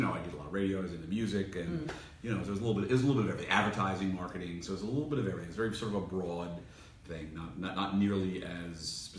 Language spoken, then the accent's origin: English; Paterson, New Jersey, United States; moved away as an adult; also born or lived in Boston; Grew up in Paterson, New Jersey, which is northern New Jersey. 15 miles outside of New York City, barely, maybe 10.